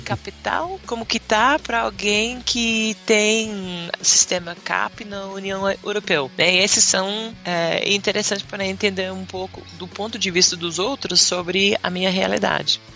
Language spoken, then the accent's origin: Portuguese; Western Australia, Australia; Portuguese is a second language; moved away as an adult; also born or lived in Bahia, Brazil; now in Brazil; eu cresci na Austrália